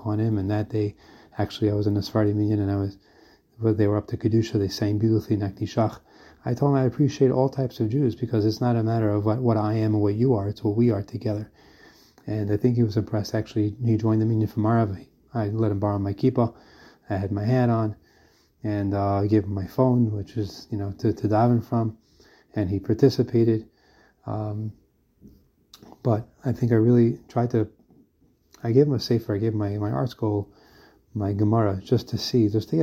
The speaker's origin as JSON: {"language": "English", "country": "United States", "also_born_or_lived": "Brooklyn", "moved": "yes", "lives_now": "Israel", "said": "I'm an American guy who lives in Israel."}